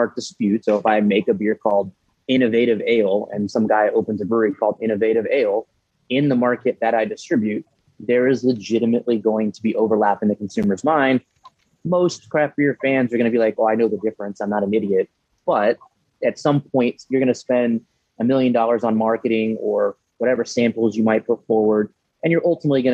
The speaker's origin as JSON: {"language": "English", "town": "New Braunfels", "region": "Texas", "country": "United States", "tie": "born or raised there", "said": "staying in my hometown didn't make sense"}